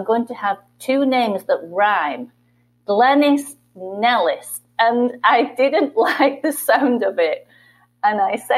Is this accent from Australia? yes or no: no; England, United Kingdom; accent: British; moved away as an adult; now in Michigan, United States; I was a teacher in England.